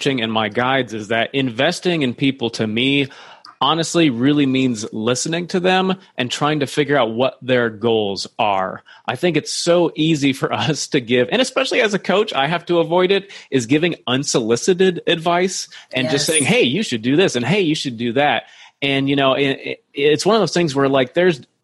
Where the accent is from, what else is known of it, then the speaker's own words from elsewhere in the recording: Iowa, United States; I grew up near in Iowa